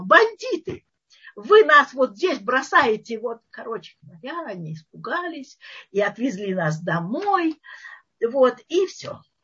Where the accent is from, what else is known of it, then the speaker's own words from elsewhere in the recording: Moscow, Russia; moved away as an adult; now in Israel; мы москвичи